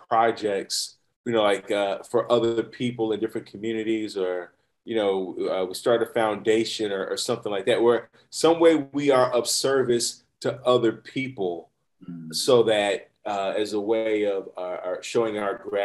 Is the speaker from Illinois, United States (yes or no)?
yes; Chicago, Illinois, United States; now in San Diego, United States; I'm from Chicago. I grew up you go to the barbershop every Sunday, right?